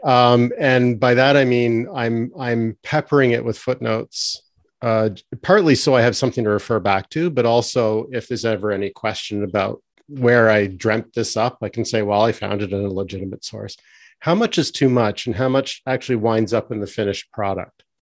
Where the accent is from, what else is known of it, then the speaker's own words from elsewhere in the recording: Canada; also born or lived in between Toronto and cottage country; as a Canadian